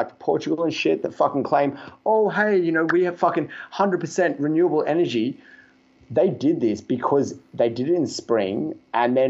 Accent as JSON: {"language": "English", "country": "Australia", "said": "I'm from Australia"}